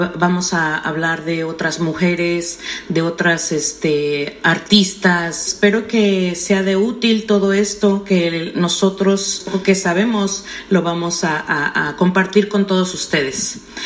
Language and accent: Spanish; Mexico City, Mexico; also born or lived in Brooklyn, New York; now in New York, United States; soy mexicana de la Ciudad de México, eh, que tengo en este país aproximadamente unos 20 años.